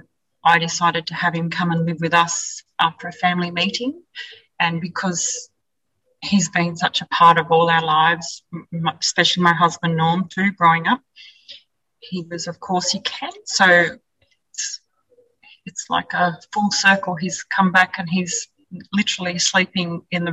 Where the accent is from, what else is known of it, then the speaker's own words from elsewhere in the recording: Wellington, New South Wales, Australia; We were both born and bred in Wellington. I grew up about 20 kilometres west as the crow flies on a mixed farm called Badangra Station